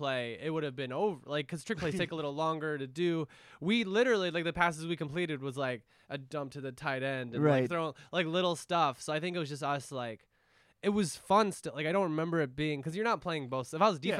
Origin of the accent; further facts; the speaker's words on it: Indiana, United States; I grew up in Indiana